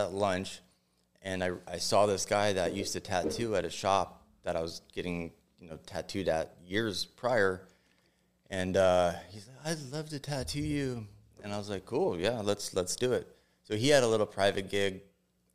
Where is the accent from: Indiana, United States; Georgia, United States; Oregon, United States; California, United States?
California, United States; Los Angeles; I was born and raised in San Fernando Valley